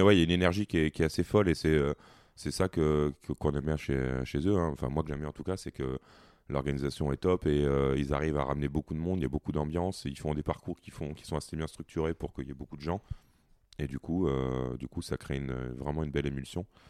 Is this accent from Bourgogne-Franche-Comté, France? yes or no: no; Provence-Alpes-Côte d'Azur, France; moved away; je suis originaire de la Côte d'Azur, donc euh, c'est un peu la maison